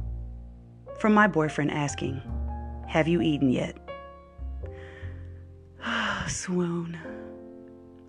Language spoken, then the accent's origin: English; Wisconsin, United States; moved away; I'm from Wisconsin